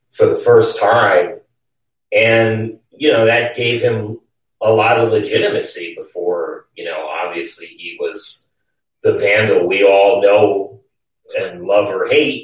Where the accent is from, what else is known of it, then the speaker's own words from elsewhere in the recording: New York City, New York, United States; moved away as an adult; also born or lived in New Orleans; my mom lived uptown and my father, I grew up in Greenwich Village on Bleecker Street.